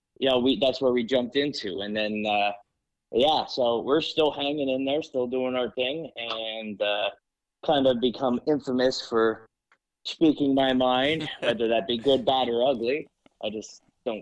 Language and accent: English; Schuylkill County, Pennsylvania, United States; born and raised in Schuylkill County.